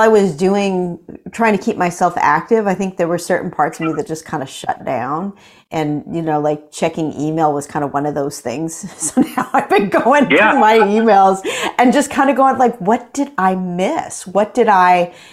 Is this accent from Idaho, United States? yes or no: yes; Boise, Idaho, United States; also born or lived in Billings, Montana; I was born in Billings, Montana, and not a big center of jazz, but really good, you know, music in the public schools, really great public education. And when I was in kindergarten, we moved to Boise, Idaho